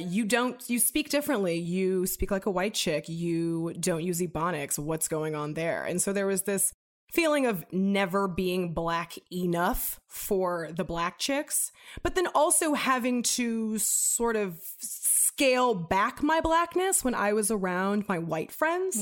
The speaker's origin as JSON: {"language": "English", "town": "Los Angeles", "region": "California", "country": "United States", "tie": "born or raised there", "said": "I grew up in Venice, California in the nineties"}